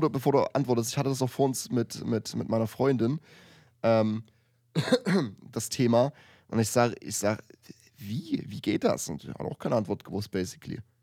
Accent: Germany; ich als Deutscher

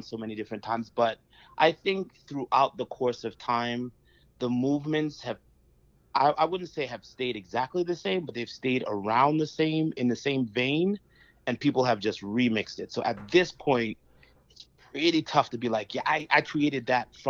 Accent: U.S. Virgin Islands; also born or lived in Antigua; My family is from Antigua. I was born in St. Thomas, so carnival is very much a part of my family household.

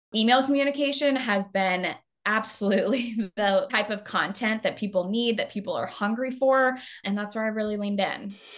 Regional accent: Arizona, United States; now in Chicago, United States; I'm originally from Arizona.

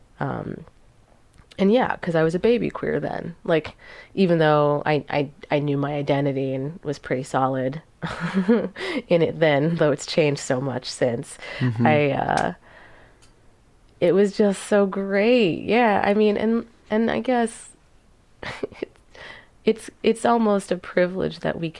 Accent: New York City, New York, United States; I grew up in New York City

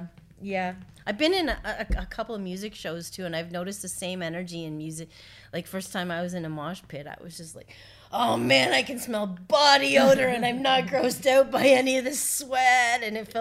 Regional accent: Orangeville, Ontario, Canada; all over Canada, but mostly Orangeville.

